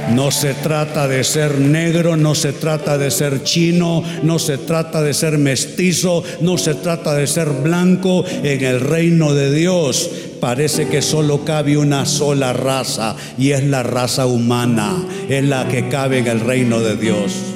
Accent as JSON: {"language": "Spanish", "town": "Tegucigalpa", "region": "Francisco Morazán", "country": "Honduras", "tie": "born or raised there", "said": "Yo soy de ascendencia catalana pero soy hondureño"}